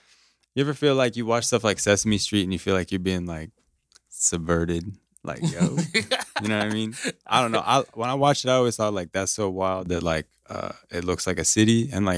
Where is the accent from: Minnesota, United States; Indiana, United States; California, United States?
Indiana, United States; Noblesville; So for me, like, I'm from Noblesville, so I'm, like, kind of way out there.